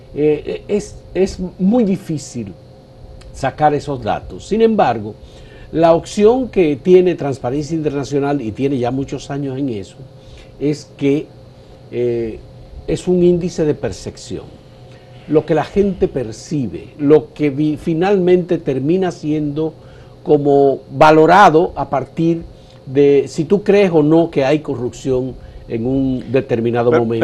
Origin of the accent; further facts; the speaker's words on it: Dominican Republic; somos República Dominicana